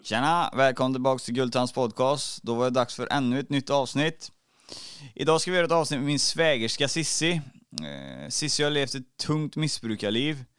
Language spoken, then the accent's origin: Swedish; Trollhättan, Västra Götaland, Sweden; i Kronogården i Trollhättan där jag är ifrån